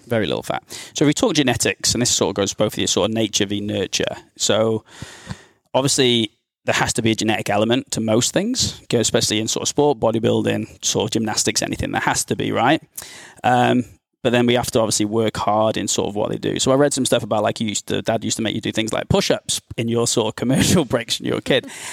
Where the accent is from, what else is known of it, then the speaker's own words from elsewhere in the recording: United Kingdom; now in Australia; I'm from the U K